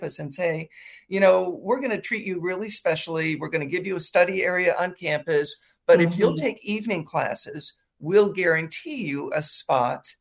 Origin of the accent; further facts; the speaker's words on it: Midwest, United States; now in Washington, D.C., United States; I grew up in the Midwest